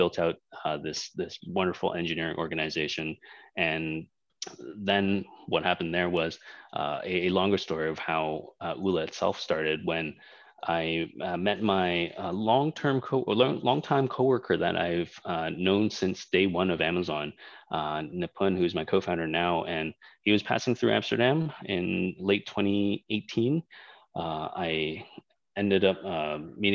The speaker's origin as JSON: {"language": "English", "town": "Toronto", "region": "Ontario", "country": "Canada", "tie": "born or raised there", "also_born_or_lived": "Hong Kong", "moved": "as an adult", "lives_now": "Indonesia", "said": "I was born in Hong Kong. I'm Chinese, so spent 4 years in Hong Kong and left fairly early on in my life. Parents just decided that with the economic status in Hong Kong and the political status changing, moving to Canada was the right thing. So we moved over there. And pretty much that was where I got all of my education, starting all the way from kindergarten"}